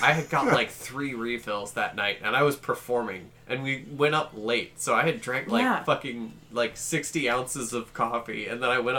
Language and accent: English; Augusta, United States; Growing up in Augusta, I've always hated it.